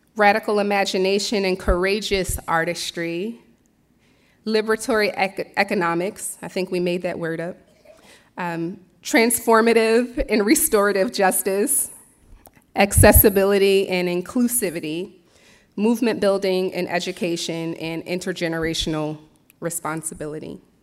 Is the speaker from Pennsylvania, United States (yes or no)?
yes; Philadelphia, Pennsylvania, United States; moved away as an adult; also born or lived in Bronxville, New York / Brooklyn, New York; now in Millerton, United States; I was born and raised in Philadelphia